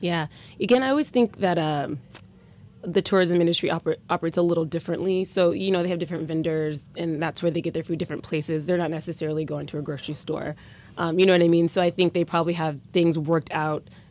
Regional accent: Omaha, Nebraska, United States; I'm from Omaha, Nebraska

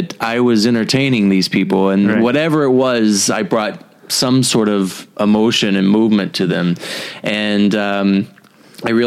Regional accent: Paris, Texas, United States; also born or lived in New York; Originally, I'm from Paris, Texas

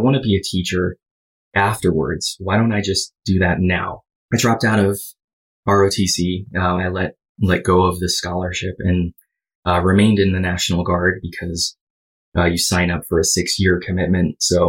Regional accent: Hawaii, United States; So I grew up in Hawaii, stayed there all the way until I was 18.

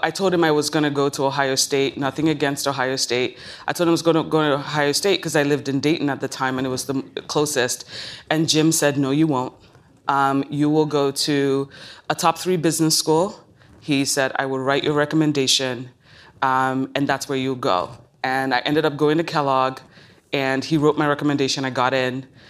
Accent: Lagos, Nigeria; moved away; I was born in Lagos, Nigeria

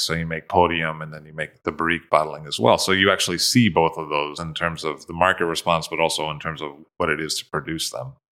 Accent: United States; being an American

